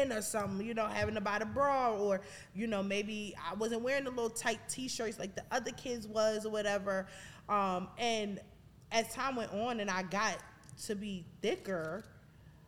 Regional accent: New York City, New York, United States; moved away; from Brooklyn

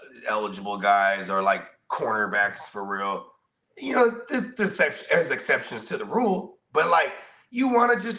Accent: the Bay Area, California, United States; moved away; I'm from the Bay

